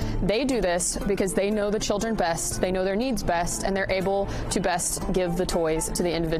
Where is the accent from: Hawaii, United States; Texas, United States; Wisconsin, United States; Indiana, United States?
Indiana, United States; Central; I'm from Central Indiana, so being able to give back to the community that I grew up